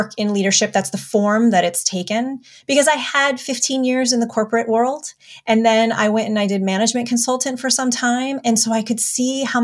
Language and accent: English; United States; also born or lived in New York City; I'm the first generation Armenian, born in the States.